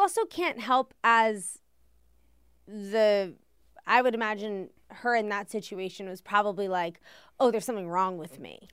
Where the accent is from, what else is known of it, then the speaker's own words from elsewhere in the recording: Washington, District of Columbia, United States; also born or lived in Connecticut; I'm from Washington, D C